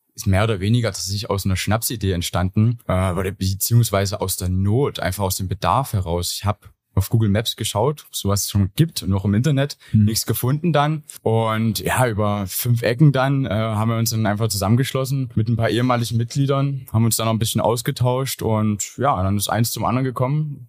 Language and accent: German; Gersdorf, Saxony, Germany; also born or lived in Chemnitz; Ich komme ursprünglich aus Gersdorf, also Umland von Chemnitz